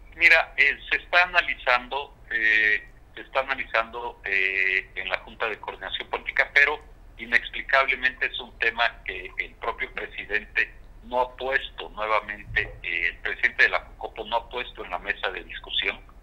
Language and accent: Spanish; Guerrero, Mexico; soy orgullosamente guerrerense, soy orgullosamente mexicano